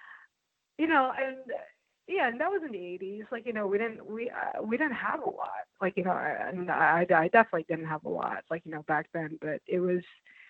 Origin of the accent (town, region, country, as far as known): New York City, New York, United States; born or raised there; also born or lived in Philippines